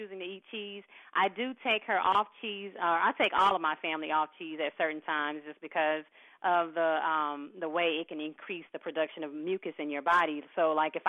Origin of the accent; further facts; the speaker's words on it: Mississippi, United States; moved away; I'm a Southern girl. I'm originally from Mississippi.